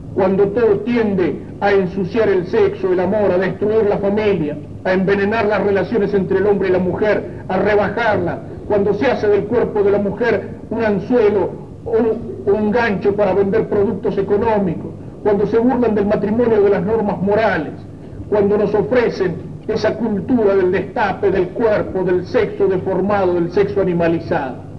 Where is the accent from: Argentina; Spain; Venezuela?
Argentina; Soy argentino antes de ser obrero